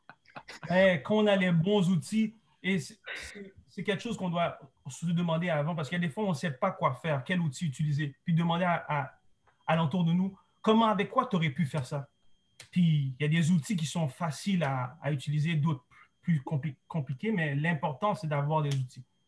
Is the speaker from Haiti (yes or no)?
yes; Haiti; on est des Haïtiens